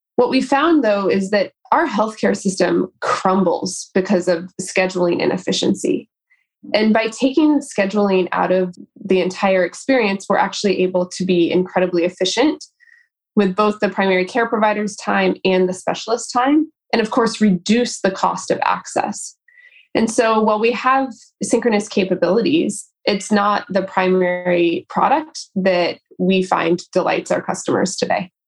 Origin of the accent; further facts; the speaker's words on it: rural Kansas outside of Lawrence, United States; I grew up in rural Kansas outside of Lawrence